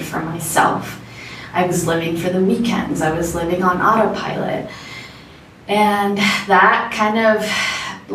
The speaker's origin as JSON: {"language": "English", "region": "South Florida", "country": "United States", "tie": "born or raised there", "also_born_or_lived": "Bogota, Colombia / Orlando, Florida", "lives_now": "Medellin, Colombia"}